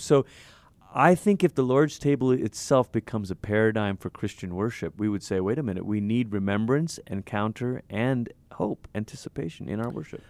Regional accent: Malaysia; I'm from Malaysia. I grew up in Malaysia

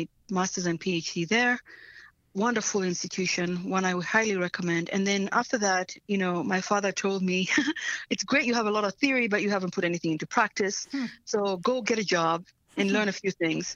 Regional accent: Tanzania; English is a second language; moved away; I was born in Tanzania, and I grew up during in the 70s, during the time when Idi Amin was waging war in Uganda and then came into Tanzania and was waging war with us

